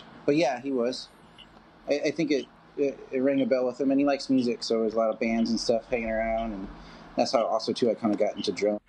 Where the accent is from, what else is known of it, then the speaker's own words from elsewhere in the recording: San Diego, California, United States; I grew up in San Diego. Pretty normal kid, I guess, whatever normal is. But yeah, grew up San Diego, Ocean Beach, by the water, surf guy. Skateboard kid